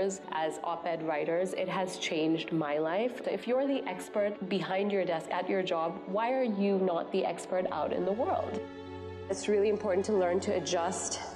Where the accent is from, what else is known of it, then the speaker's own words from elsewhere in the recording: Singapore; moved away as an adult; also born or lived in Atlanta / New York; now in Seattle, United States; I was born and brought up in Singapore